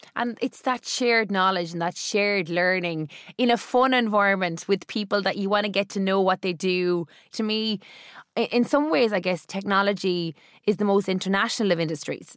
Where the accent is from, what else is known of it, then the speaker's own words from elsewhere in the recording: Cork, Munster, Ireland; me, as a Cork person